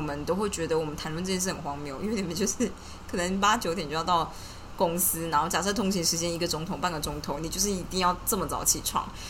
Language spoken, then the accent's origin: Chinese; Taiwan; 啊，没错，你看就是我们台湾人劣根性